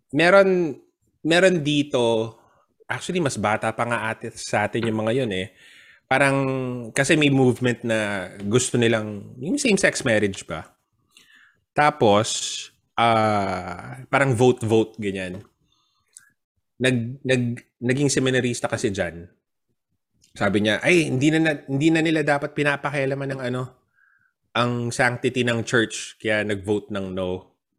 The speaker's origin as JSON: {"language": "Tagalog", "country": "Philippines", "also_born_or_lived": "Singapore", "moved": "yes", "lives_now": "Australia", "said": "Pilipino kami"}